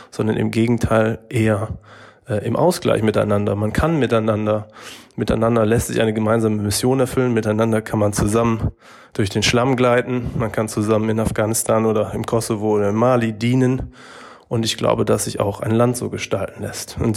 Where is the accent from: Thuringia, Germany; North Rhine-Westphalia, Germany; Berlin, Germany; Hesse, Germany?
North Rhine-Westphalia, Germany; Die Frage, wo kommst du her, ist auch mir geläufig. Und genauso die Nachfrage, Nachfrage woher denn wirklich, wenn ich dann sage, aus dem Münsterland.